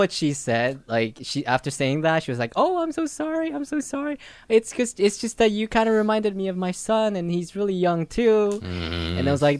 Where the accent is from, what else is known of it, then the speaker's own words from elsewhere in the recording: Philippines; moved away; I'm from the Philippines. Like I lived there